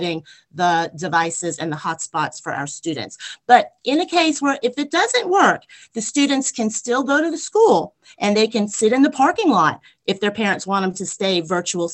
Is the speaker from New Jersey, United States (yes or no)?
no; Long Island, New York, United States; now in Albany, Georgia, United States; I grew up on Long Island in New York, and I went to Phelps Lane Elementary School